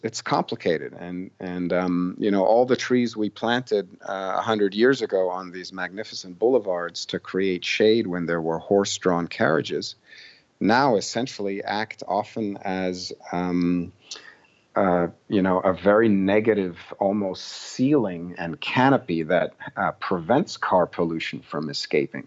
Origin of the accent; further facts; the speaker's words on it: Boston, Massachusetts, United States; my hometown, Boston